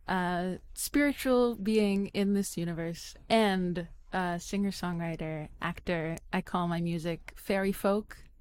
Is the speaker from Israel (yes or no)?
yes; Israel; I'm Israeli